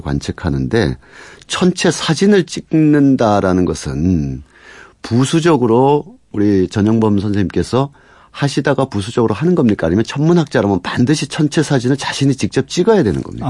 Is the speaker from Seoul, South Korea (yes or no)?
no; Punggi, North Gyeongsang, South Korea; 제 고향이 경북 풍기라서